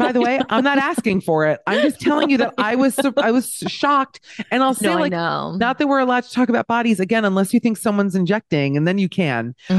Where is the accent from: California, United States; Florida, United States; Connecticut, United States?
Florida, United States; Miami; No, because listen, I'm from Miami. Let me say this. I'm from Miami. Okay. So I grew up in the Wildensteins of America.